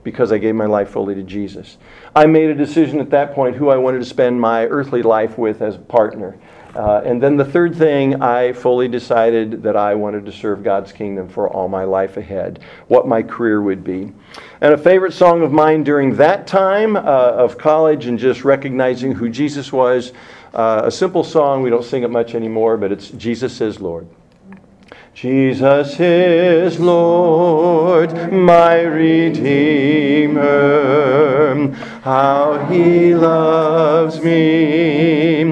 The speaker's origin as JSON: {"language": "English", "town": "Hastings", "region": "Nebraska", "country": "United States", "tie": "born or raised there", "also_born_or_lived": "Muncie, Indiana", "moved": "as an adult", "said": "We got married June 29th, 1974 in my hometown because Nadine was in Indiana. All of our friends were around York College, and so it just made sense. We were married in Hastings"}